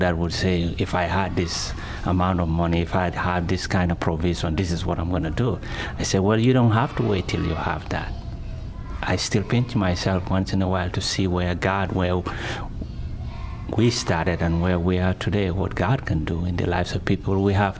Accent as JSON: {"language": "English", "country": "Gambia", "moved": "yes", "lives_now": "Vancouver, Canada", "said": "am a former Muslim, and I'm involved with the Ministry of Share Blessing, helping people in Gambia, where I originally came from."}